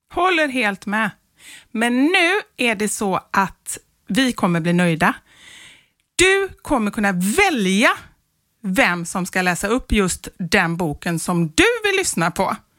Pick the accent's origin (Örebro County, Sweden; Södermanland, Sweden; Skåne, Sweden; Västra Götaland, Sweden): Västra Götaland, Sweden; Gothenburg; moved away; man inte bor i Göteborg längre